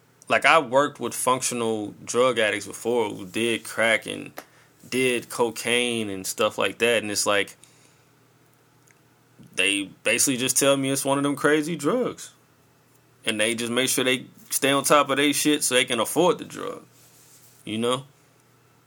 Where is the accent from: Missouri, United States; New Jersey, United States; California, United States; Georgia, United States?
Missouri, United States; St. Louis; I'm coming from St. Louis